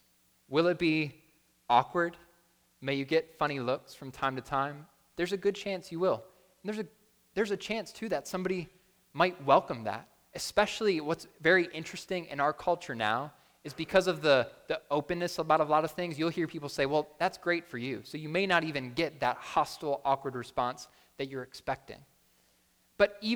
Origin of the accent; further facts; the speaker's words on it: Buffalo, New York, United States; moved away; I'm from Buffalo